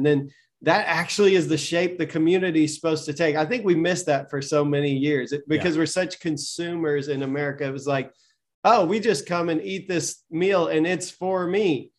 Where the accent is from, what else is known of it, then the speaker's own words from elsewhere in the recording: Southern United States, United States; I need my Southern Baptist accent or something, like, because I'm from the South. I grew up.